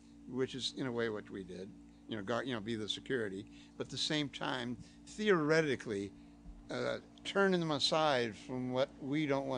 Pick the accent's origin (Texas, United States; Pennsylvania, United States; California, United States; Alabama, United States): California, United States; El Monte; growing up in El Monte, which it was all knives, it was switchblades